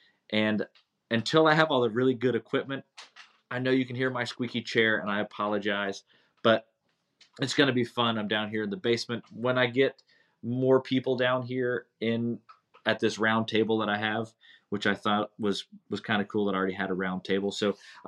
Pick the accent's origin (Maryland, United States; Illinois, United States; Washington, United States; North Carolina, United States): North Carolina, United States; Hendersonville; also born or lived in Bucks County, Pennsylvania; I was born in Bucks County, Pennsylvania. In 1979, so kind of give you an idea, I am 44 years old currently. At about 2 years, a year and a half after I was born, I moved to Hendersonville, North Carolina with my parents.